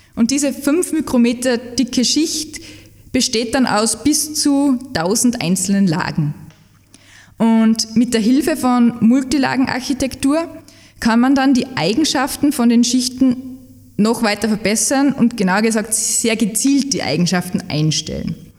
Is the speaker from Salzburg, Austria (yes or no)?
yes; Salzburg, Austria; moved away as an adult; now in Leoben, Austria; Ich komme ursprünglich aus Salzburg